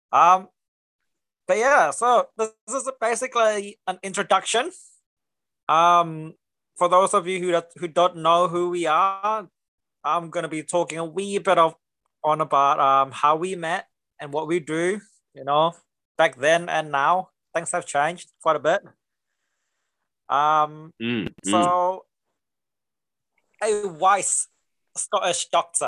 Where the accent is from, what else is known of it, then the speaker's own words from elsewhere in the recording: Singapore; accent: mixture of Singapore and the gym; where my accent is from, it's a huge mixture of Singapore and the gym